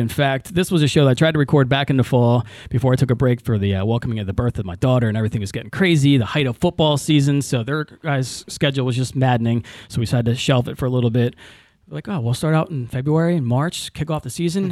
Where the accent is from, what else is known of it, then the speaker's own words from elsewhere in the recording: Tabernacle, New Jersey, United States; Tabernacle, my hometown